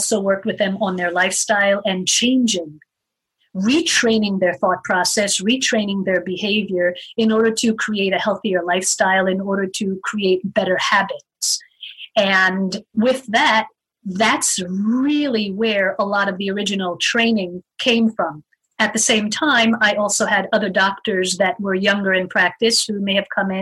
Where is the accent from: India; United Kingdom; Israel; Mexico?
Israel; moved away as an adult; also born or lived in United States; now in Arizona, United States; I moved to Israel, lived there for 15 years, and went through schooling and my military time.